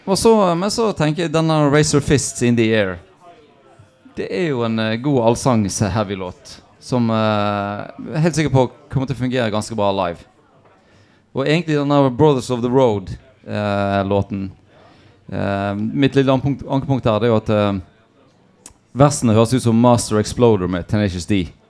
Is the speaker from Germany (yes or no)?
no; United States; now in Norway; Jeg vokste opp i USA